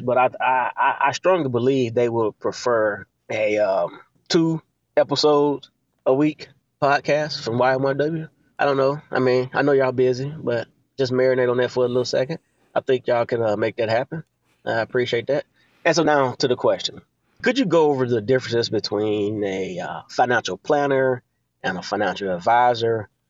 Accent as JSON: {"language": "English", "region": "Alabama", "country": "United States", "also_born_or_lived": "Tennessee", "said": "technically, yes, I'm from Alabama, but I'm emailing from Tennessee"}